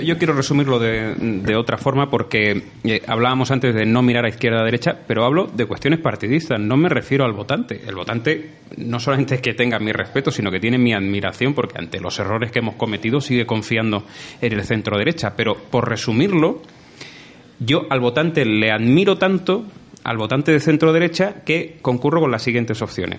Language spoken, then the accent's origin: Spanish; Granada, Andalusia, Spain; como granadino y en este caso como representante de granadinos y como político granadino